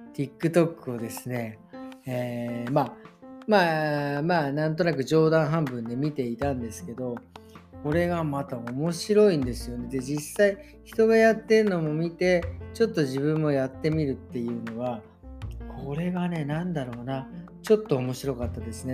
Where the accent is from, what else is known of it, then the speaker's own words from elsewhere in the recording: Meguro, Tokyo, Japan; 出身東京都目黒区出身